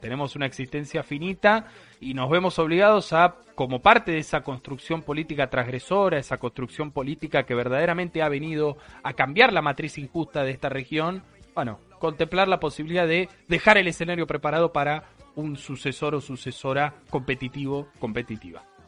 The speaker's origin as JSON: {"language": "Spanish", "country": "Argentina", "said": "como argentinos"}